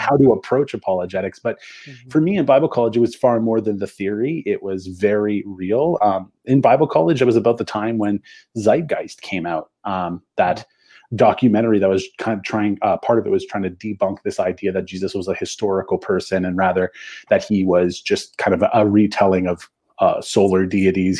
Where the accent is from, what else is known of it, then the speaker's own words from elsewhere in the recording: Canada; I have French Canadian heritage because I'm from Canada and I live in Canada